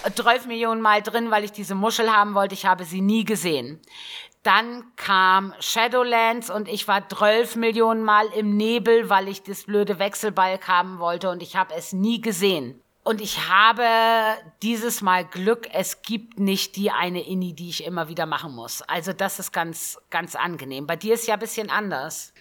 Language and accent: German; Northern Germany, Germany; Ich komme ja auch gebürtig aus dem Norden.